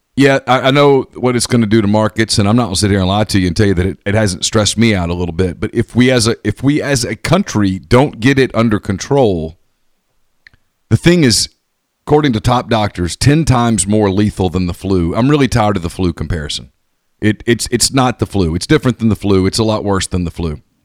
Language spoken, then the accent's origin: English; United States; I'm an American